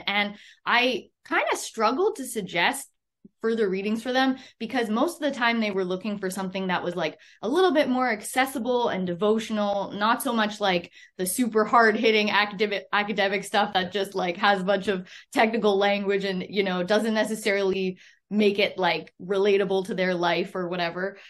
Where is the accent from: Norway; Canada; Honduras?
Canada; I'm a Canadian